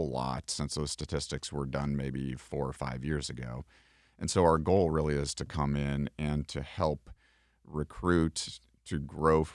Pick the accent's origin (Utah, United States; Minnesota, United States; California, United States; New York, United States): Minnesota, United States; Minneapolis; moved away as an adult; also born or lived in Nebraska / Omaha, Nebraska / South Dakota; now in Winter Haven, United States; I grew up in Minneapolis and ended up in Nebraska as part of the military